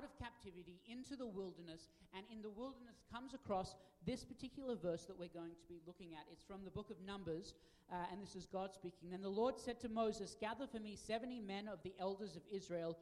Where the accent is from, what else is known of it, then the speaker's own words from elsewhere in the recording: Australia; now in United States; as an Australian and now a United States citizen